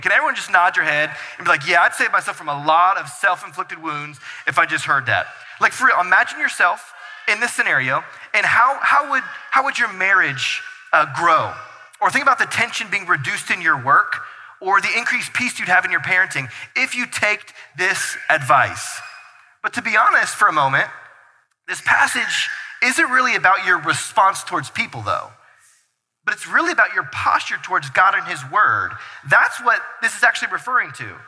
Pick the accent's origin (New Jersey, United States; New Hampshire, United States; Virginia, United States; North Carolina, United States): North Carolina, United States; now in Brighton, United States; we're from North Carolina, and so like plants were like a thing because we had something called grass and soil that we owned in our backyard